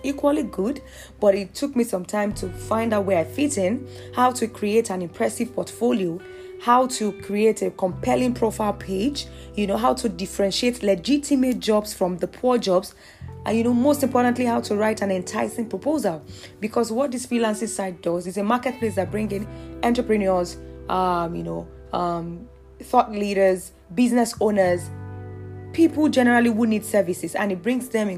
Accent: Nigeria; as a Nigerian

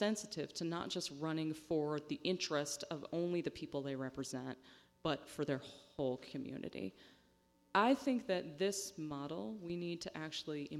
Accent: Western Pennsylvania, United States; I'm from Western Pennsylvania, which is the home of Blue Dog Democrats

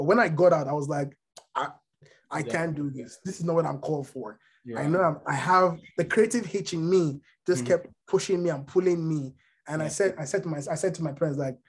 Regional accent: Nigeria; moved away as an adult; now in United States; So yeah, I grew up in Nigeria for the latter part of my life. I'm Yoruba

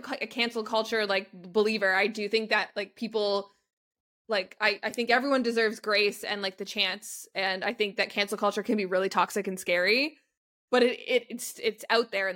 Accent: Canada; we're Canadian

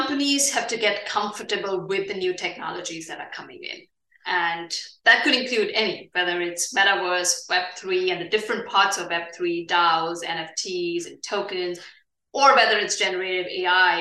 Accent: India; moved away; India is also my home country.

